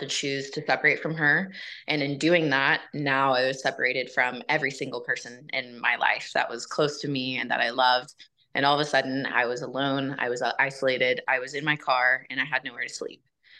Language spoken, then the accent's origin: English; Houston, Texas, United States; I grew up in Houston, Texas